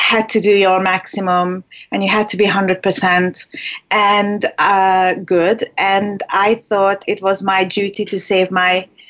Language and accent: English; Hungary; English is a second language; moved away; I was born in Hungary, and that's where I lived for like half of my life